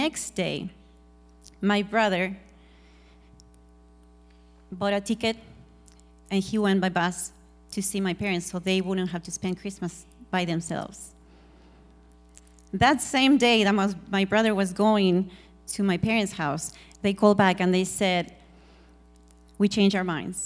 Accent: Argentina; I'm from Argentina

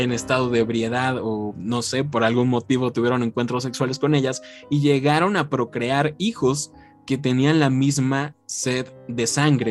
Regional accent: Mexico; nosotros como mexicanos

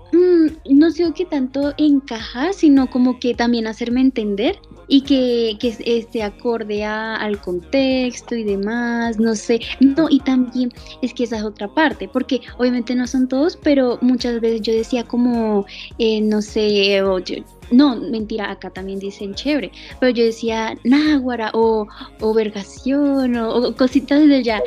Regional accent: Caracas, Capital District, Venezuela; moved away; tengo ahorita 20 años y soy de Caracas, Venezuela.

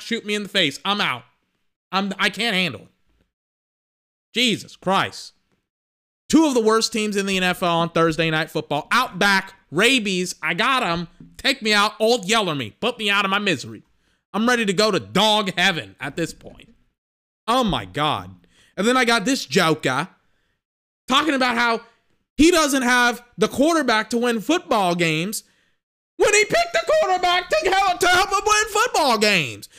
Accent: Texas, United States; I'm from Texas

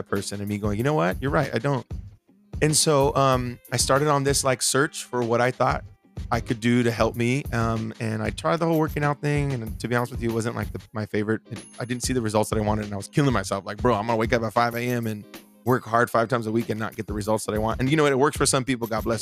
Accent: Bakersfield, California, United States; moved away; home this weekend or this last few days in Bakersfield, my hometown

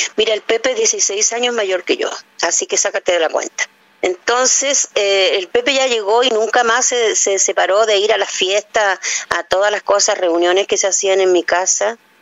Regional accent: Chile; las tonadas más hermosas que pueden haber en mi patria

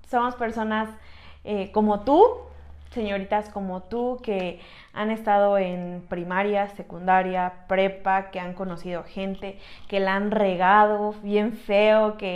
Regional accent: Tlaxcala, Mexico; also born or lived in Puebla; yo nací en Puebla, pero resido en Tlaxcala desde chiquita

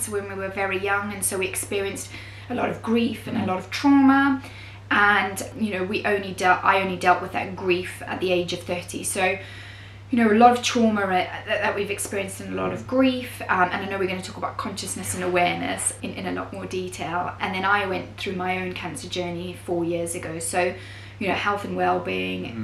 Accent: Zimbabwe; moved away as an adult; now in United Kingdom; So I am from Zimbabwe originally and I'm Greek, and I grew up there for most of my life and then moved to the UK when I was at the age of 20

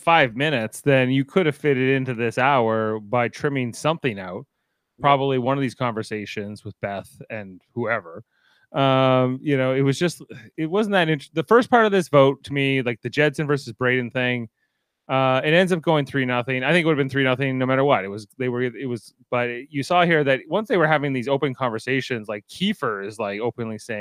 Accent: Canada; I'm Canadian.

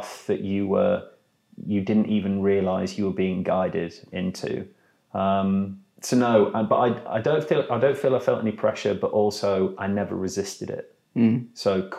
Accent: York, Yorkshire and the Humber, United Kingdom; I'm from York.

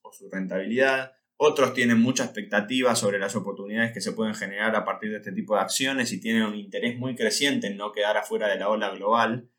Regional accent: Argentina; Los argentinos debemos

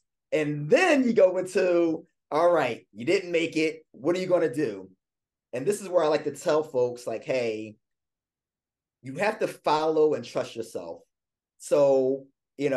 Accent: Philadelphia, Pennsylvania, United States; moved away as an adult; also born or lived in Louisiana; I'm a Philadelphia native.

